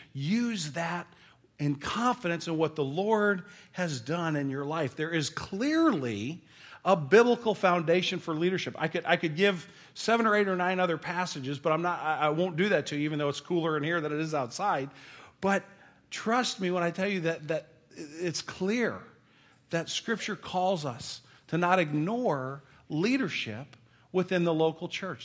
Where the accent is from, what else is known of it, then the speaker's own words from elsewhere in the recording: St. Louis, Missouri, United States; we're from Saint Louis. We're a baseball town